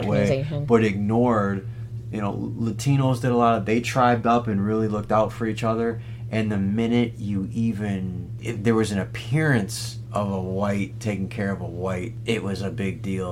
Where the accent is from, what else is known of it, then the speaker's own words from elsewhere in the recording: Wisconsin, United States; I'm from Wisconsin